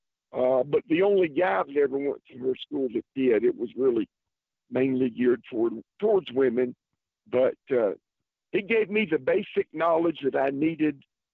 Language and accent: English; Columbia, South Carolina, United States; also born or lived in Calhoun, Georgia; I was born and raised here in Columbia, and been here all my life with the exception of 5 years, and that was from 1973 to 1978.